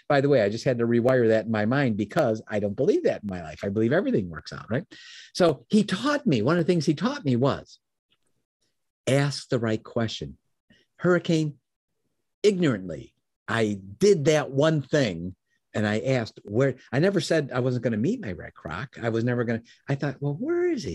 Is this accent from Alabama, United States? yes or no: no; Chicago, Illinois, United States; now in Michigan, United States; I was born in Chicago. I live in Michigan now.